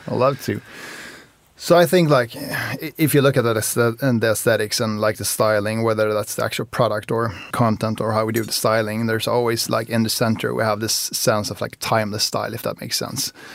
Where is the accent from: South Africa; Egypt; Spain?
Spain; moved away; also born or lived in Sweden; I, I grew up in Spain as well. So, so I lived in Spain and then moved to Sweden